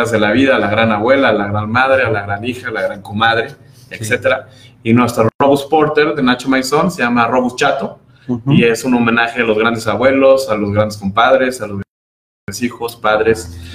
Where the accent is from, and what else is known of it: Mexico